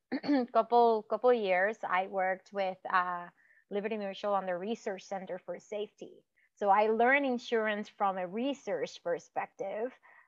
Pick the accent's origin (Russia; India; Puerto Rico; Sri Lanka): Puerto Rico; moved away; I grew up in Puerto Rico